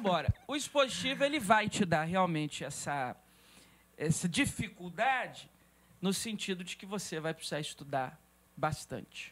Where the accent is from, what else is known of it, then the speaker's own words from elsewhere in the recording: Espírito Santo, Brazil; also born or lived in Governador Valadares, Minas Gerais; nasci em Minas Gerais, mas não morei naquele estado, apenas nasci, minha família precisou se mudar para o estado do Espírito Santo.